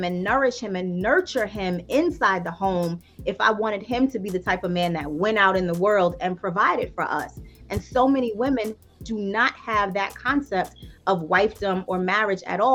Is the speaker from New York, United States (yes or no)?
yes; New York, United States; I'm a woman from New York. I grew up in Queens in the crack era.